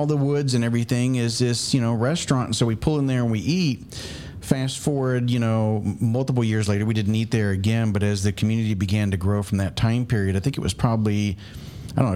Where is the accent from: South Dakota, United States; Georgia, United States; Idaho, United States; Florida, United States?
Florida, United States; about 45 minutes from Destin; I grew up probably, I don't know, what would you say, about 45 minutes away, I think it is, from Destin, Florida